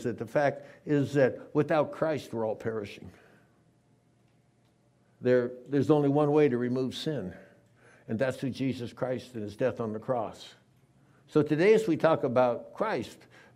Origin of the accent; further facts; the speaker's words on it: San Diego, California, United States; I grew up in San Diego, lived in a town, kind of a duplex with my grandparents until I was 11 years old